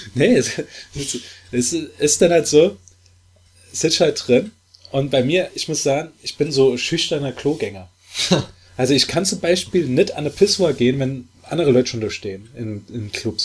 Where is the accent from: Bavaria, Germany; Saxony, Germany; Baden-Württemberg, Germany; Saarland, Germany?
Saarland, Germany; Saarbrücken; accent: Saarland Platt, city; ich bin aus Saarbrücke.